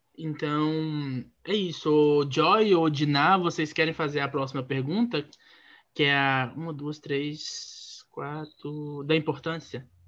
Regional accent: interior of Minas Gerais, Brazil; eu sou do interior de Minas Gerais

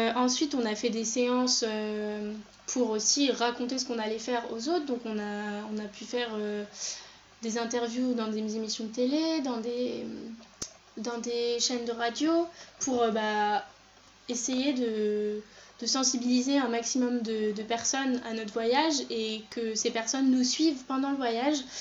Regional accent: France; je suis née en France, mais euh, ma maman et ma soeur sont nées au Chili

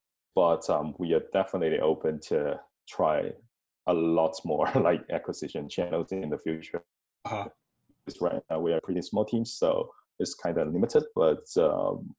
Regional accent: Hong Kong; moved away as an adult; now in Tallinn, Estonia; my hometown, Hong Kong

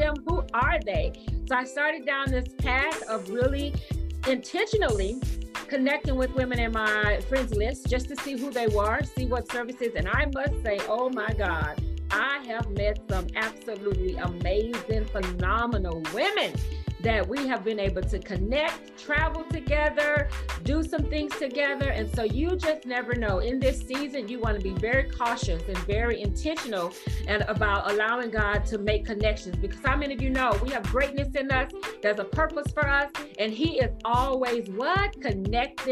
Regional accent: Houston, Texas, United States; I'm from Houston, Texas.

